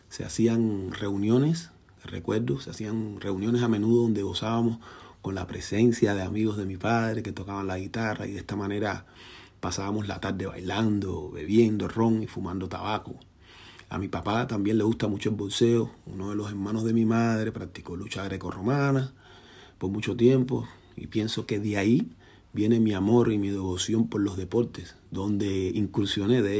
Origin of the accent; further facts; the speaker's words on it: Havana, Cuba; born there; yo nací en Cayo Hueso, un barrio marginal situado en el centro de La Habana, Cuba